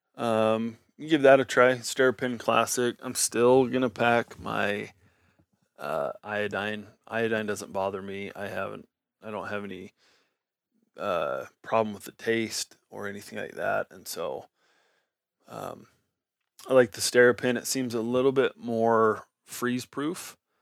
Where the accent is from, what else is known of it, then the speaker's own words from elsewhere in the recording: Nevada, United States; I grew up in Nevada